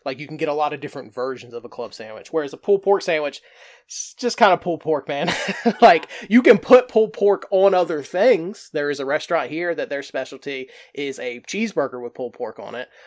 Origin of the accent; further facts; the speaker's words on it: the South, United States; also born or lived in North Carolina coast; now in North Carolina, United States; growing up in the South